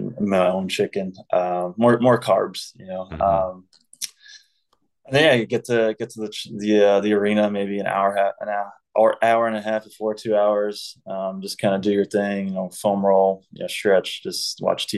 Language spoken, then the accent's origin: English; United States; being an American